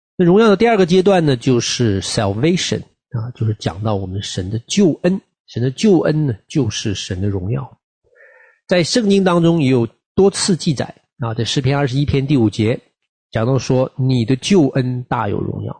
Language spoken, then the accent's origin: Chinese; China; moved away; 我们这个特别从大陆出来的群体